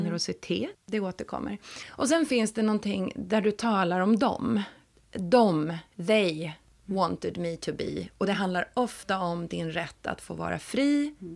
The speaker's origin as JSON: {"language": "Swedish", "town": "Stockholm", "region": "Stockholm County", "country": "Sweden", "tie": "born or raised there", "said": "född och uppvuxen i Stockholm och har gått gymnasium på Södermalm"}